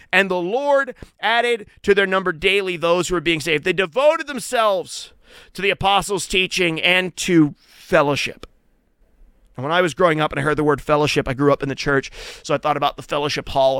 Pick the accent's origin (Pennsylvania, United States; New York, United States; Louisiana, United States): Pennsylvania, United States; Western; I grew up in Western Pennsylvania